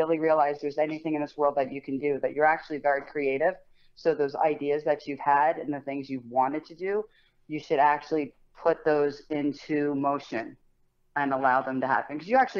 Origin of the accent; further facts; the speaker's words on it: Colts Neck, New Jersey, United States; I grew up in Colts Neck.